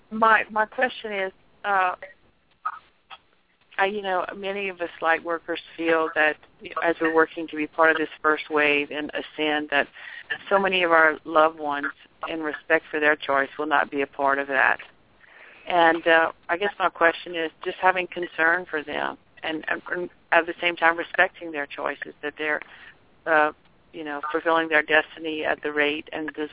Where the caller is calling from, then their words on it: Sioux City, Iowa, United States; I'm calling from Sioux City, Iowa.